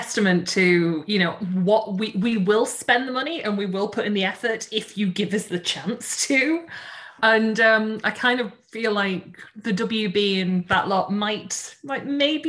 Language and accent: English; England, United Kingdom; because I'm from England